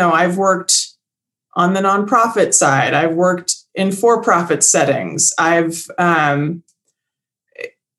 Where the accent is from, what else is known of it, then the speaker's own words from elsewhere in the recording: suburbs of Chicago, Illinois, United States; also born or lived in Bay Area, California / Lake Tahoe, California; now in California, United States; I grew up in Illinois, in the suburbs of Chicago